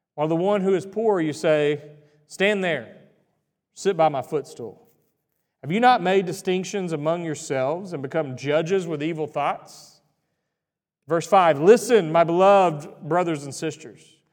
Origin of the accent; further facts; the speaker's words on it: Greenville, Texas, United States; I grew up in Greenville, Texas